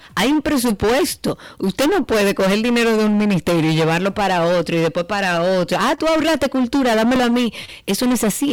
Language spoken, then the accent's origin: Spanish; Dominican Republic